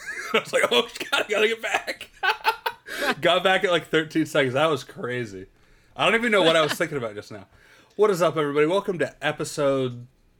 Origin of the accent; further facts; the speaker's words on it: California, United States; moved away; I'm back in California